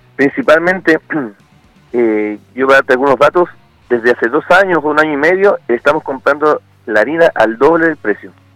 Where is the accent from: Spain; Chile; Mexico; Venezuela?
Chile